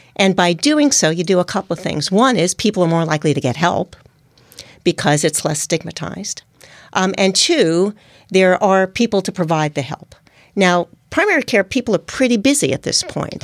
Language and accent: English; United States; accent: New York/New Jersey; moved away as an adult; also born or lived in Hong Kong / Oregon / Singapore / Japan; primarily in New York and in New Jersey. You can tell from my accent.